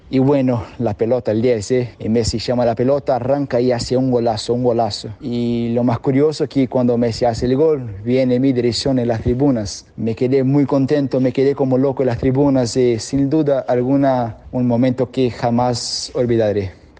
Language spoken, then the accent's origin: Spanish; Brazil; soy brasileño, hija de la selección argentina.